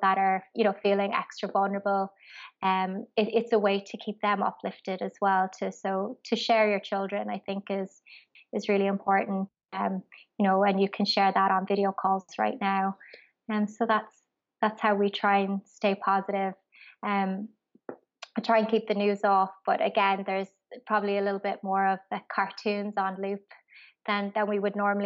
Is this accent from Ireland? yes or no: yes; Ireland; moved away as an adult; as an expat, like I'm from Ireland